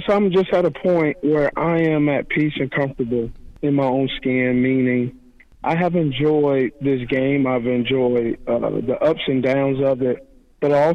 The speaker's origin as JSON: {"language": "English", "town": "Los Angeles", "region": "California", "country": "United States", "tie": "born or raised there", "said": "the porch I was raised on was in Los Angeles, California, very tough upbringing"}